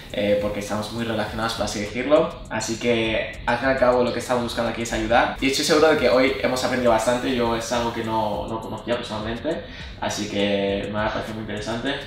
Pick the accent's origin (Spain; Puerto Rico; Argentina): Spain; yo que soy español, soy 100% español